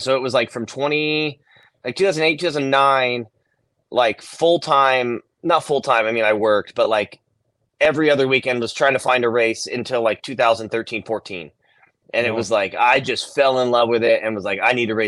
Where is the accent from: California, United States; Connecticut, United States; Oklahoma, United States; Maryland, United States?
California, United States; Ventura; Skate Street was like a skate park on there, and that was my hometown